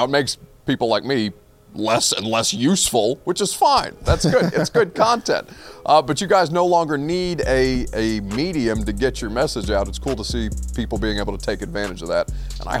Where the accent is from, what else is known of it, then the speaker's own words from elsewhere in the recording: Indiana, United States; moved away; because I'm from Indiana.